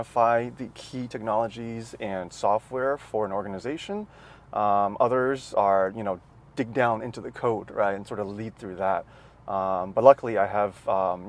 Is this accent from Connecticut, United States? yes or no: no; Maryland, United States; accent: American; moved away as an adult; also born or lived in Nanjing, China / California; Grew up in Maryland, which is on the East Coast of the US